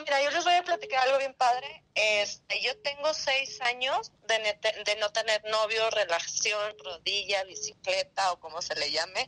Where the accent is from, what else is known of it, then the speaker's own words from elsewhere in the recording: Saltillo, Coahuila, Mexico; soy de acá de Saltillo, Coahuila